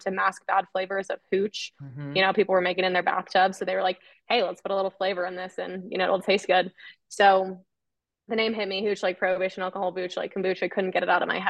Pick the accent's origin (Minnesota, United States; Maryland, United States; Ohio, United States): Minnesota, United States; moved away as an adult; now in Denver, United States; So I'm originally from Minnesota, grew up in the Midwest